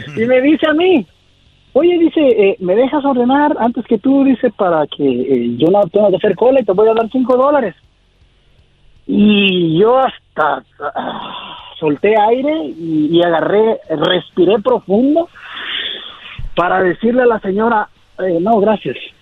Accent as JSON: {"language": "Spanish", "town": "Acapulco", "region": "Guerrero", "country": "Mexico", "moved": "yes", "lives_now": "Santa Maria, United States"}